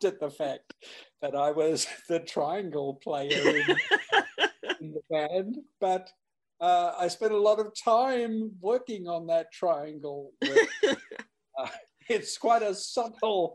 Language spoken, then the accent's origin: English; Australia; being Australian, performing in the UK